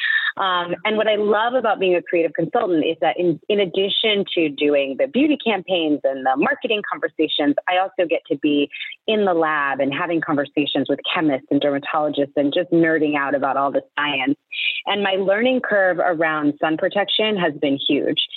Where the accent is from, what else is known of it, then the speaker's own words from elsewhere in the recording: East Coast, United States; I grew up on the East Coast